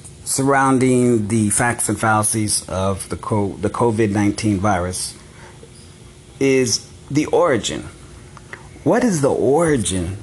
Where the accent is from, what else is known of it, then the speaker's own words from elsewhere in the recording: Los Angeles, California, United States; I'm from South Central L.A.